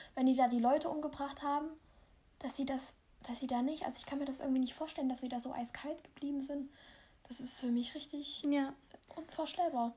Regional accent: Germany; ich als Deutscher

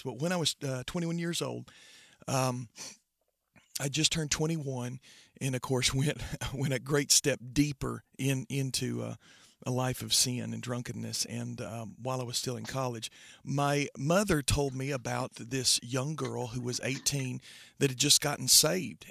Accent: Trenton, Georgia, United States; I grew up in Trenton, Georgia, so I've been raised in church all my life.

